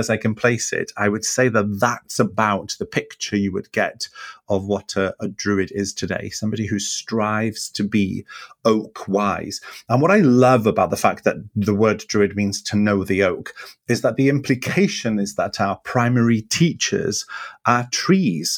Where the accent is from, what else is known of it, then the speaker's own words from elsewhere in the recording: Wales, United Kingdom; I'm a Welsh person that lives in a Celtic